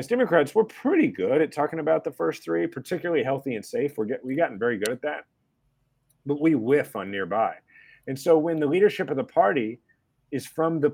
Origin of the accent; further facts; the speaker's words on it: Kansas City, Kansas, United States; also born or lived in Washington, D.C.; I was born in Kansas, grew up in the suburbs of Kansas City on the Kansas side, and then, you know, moved to Missouri, where my family's always been from, which is to say I moved like 4 miles